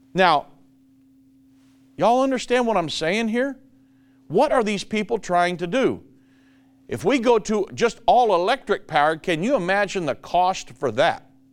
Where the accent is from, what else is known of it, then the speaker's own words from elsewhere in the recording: Richmond, Indiana, United States; moved away as an adult; now in Dallas, United States; I was born and raised in Richmond, Indiana, till I was 33 and then went 34 when we moved down here to Dallas